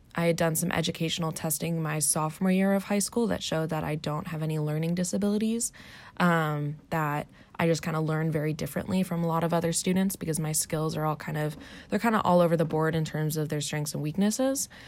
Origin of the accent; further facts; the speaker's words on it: Arlington, Virginia, United States; moved away as an adult; also born or lived in Washington, D.C.; now in Orange County, California, United States; I grew up in Arlington, Virginia, um, just outside of Washington, D.C.